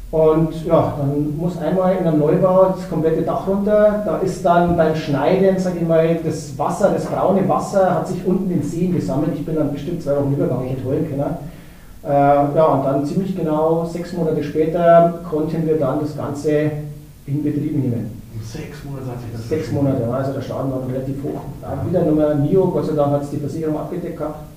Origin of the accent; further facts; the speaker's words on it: Bavaria, Germany; ja gut, als Bayer hätten wir sich da, sage ich mal, toller den Namen ausdenken können